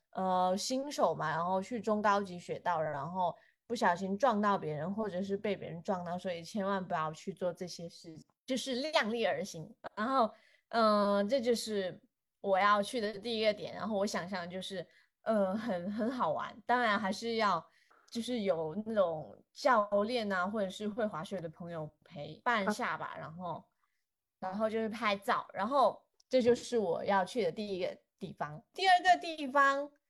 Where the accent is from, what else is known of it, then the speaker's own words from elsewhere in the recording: southern China, China; also born or lived in Chengdu / Chongqing; 作为一个南方人，虽然看过雪